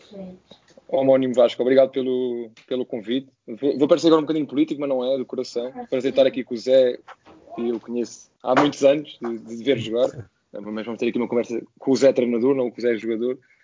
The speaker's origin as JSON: {"language": "Portuguese", "region": "Azores", "country": "Portugal", "also_born_or_lived": "Lisbon area", "moved": "as an adult", "said": "sou dos Açores"}